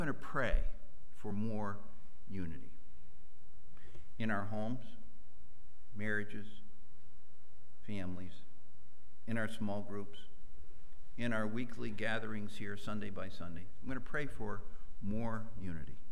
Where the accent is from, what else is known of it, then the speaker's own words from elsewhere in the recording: Western Massachusetts, United States; moved away; I was raised in Western Massachusetts